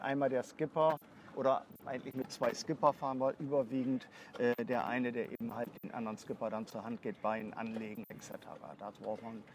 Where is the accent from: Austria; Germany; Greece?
Germany; Bremerhaven, Bremen; also born or lived in Bavaria; Ich bin auch gebürtiger Bremerhavener